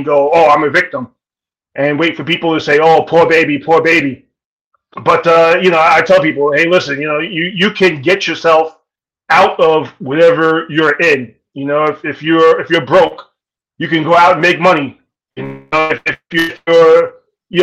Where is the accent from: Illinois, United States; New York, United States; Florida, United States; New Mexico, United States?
New York, United States; New York City; I grew up in South Jamaica, Queens